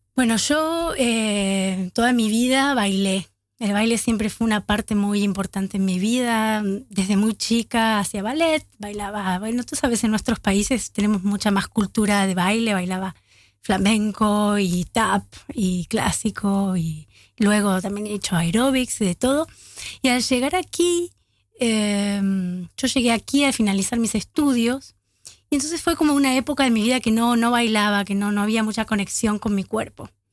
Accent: Buenos Aires, Argentina; now in Amsterdam, Netherlands; los argentinos que venimos de Buenos Aires nos dicen porteños

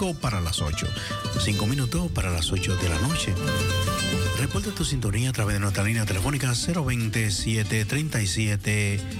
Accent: Dominican Republic; now in Netherlands; los dominicanos tenemos un merenguito

